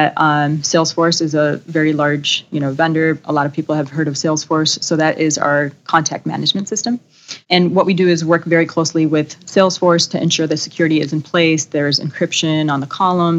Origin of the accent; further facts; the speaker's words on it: Chicago, Illinois, United States; Born and raised in Chicago, so stayed local for my undergraduate and master's degrees